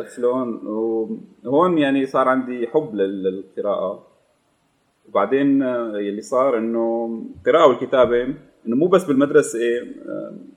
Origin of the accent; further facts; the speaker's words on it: Damascus, Damascus Governorate, Syria; moved away as an adult; انا آه، من مواليد دمشق من الشام 98 آه، او 89 جيت لهم بال 2015